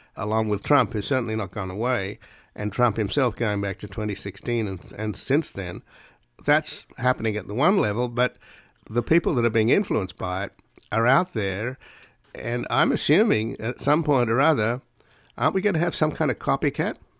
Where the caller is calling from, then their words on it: Los Angeles, California, United States; I'm calling you from Los Angeles